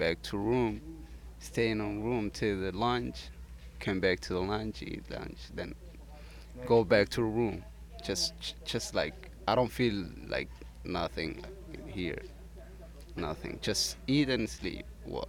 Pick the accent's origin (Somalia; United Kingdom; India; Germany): Somalia; also born or lived in Ethiopia; now in Denmark; I'm Somali actually, but I was born in Ethiopia.